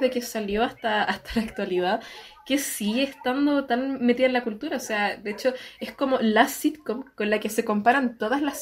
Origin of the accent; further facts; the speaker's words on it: Chile; todos los que crecimos en Chile.